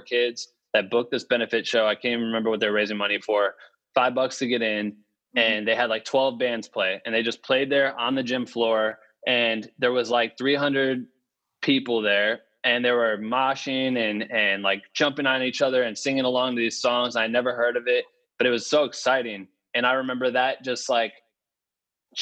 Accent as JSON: {"language": "English", "town": "Cedar Falls", "region": "Iowa", "country": "United States", "tie": "born or raised there", "also_born_or_lived": "Waterloo, Iowa", "moved": "as an adult", "lives_now": "Los Angeles, United States", "said": "I'm from Cedar Falls, Iowa, originally, in Waterloo. And I went to Cedar Falls High School, University of Northern Iowa"}